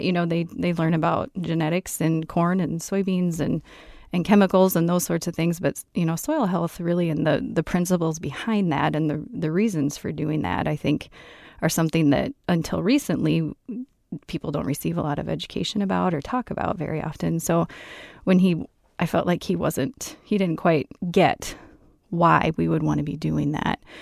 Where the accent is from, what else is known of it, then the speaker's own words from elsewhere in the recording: central Iowa, United States; moved away as an adult; now in southwest Minnesota, United States; originally from central Iowa, grew up on a farm and went to school at Iowa State